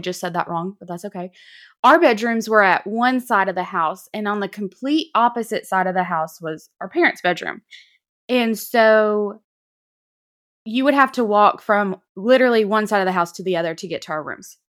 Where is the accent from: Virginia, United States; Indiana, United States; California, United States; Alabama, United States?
Alabama, United States; North; we grew up in North Alabama